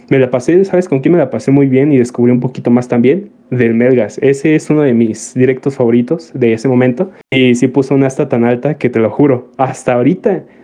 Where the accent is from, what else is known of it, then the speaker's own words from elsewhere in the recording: Tarímbaro, Michoacán, Mexico; Desde Tarímbaro, Michoacán.